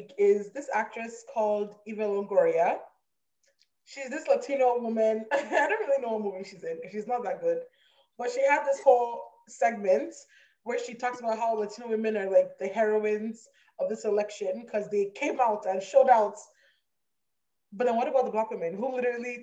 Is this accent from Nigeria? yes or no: yes; Nigeria; I am Nigerian, to be specific, Igbo.